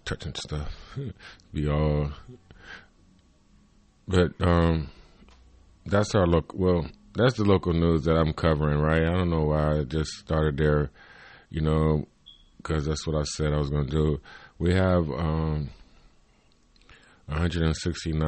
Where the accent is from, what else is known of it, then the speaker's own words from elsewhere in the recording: Cleveland, Ohio, United States; I'm from Cleveland, Ohio